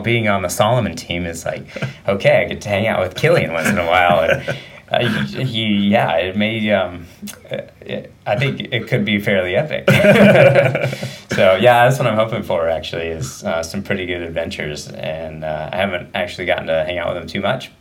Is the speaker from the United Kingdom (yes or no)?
no; Medford, Oregon, United States; also born or lived in Sacramento, California; now in Bend, United States; went to school and everything in Southern Oregon, Medford area, and grew up there